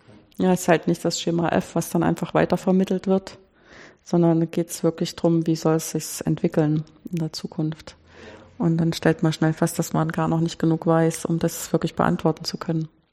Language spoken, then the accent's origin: German; Weimar, Thuringia, Germany; ich bin groß geworden in Weimar